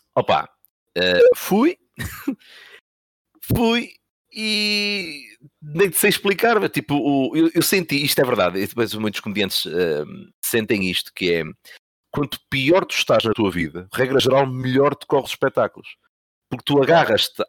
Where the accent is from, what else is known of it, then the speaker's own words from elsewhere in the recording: Santa Maria da Feira, Norte, Portugal; porque eu sou de Santa Maria da Feira, Espinho é mesmo ao lado